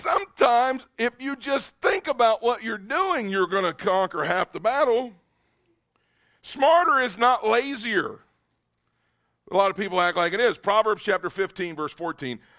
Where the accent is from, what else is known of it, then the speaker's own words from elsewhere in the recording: Kentucky, United States; moved away; I am a redneck from Kentucky, born and raised